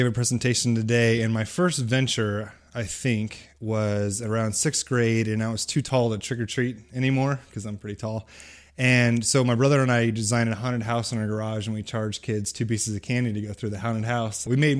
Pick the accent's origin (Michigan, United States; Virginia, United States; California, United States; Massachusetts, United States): California, United States; also born or lived in Texas / Ohio / Missouri; But I grew up in California and moved around Texas, Ohio, and moved to Missouri when I was in high school.